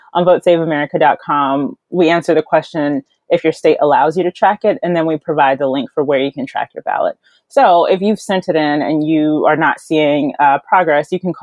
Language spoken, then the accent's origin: English; North Carolina, United States; I'm from North Carolina